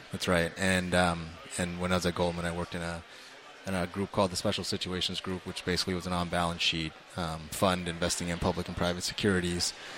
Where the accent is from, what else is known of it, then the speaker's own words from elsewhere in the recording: Toronto, Ontario, Canada; moved away; I actually grew up in Toronto